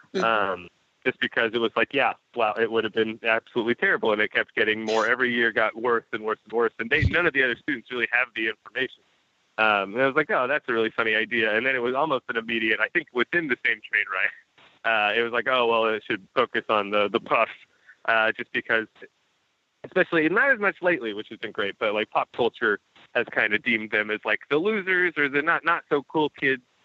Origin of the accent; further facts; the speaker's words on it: Texas, United States; I was born in Texas and raised there